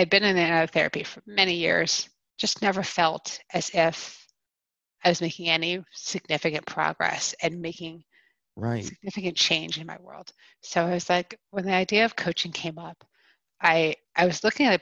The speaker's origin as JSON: {"language": "English", "region": "East Coast", "country": "United States", "also_born_or_lived": "Pennsylvania", "moved": "as an adult", "lives_now": "Colorado, United States", "said": "I'm originally from the East Coast."}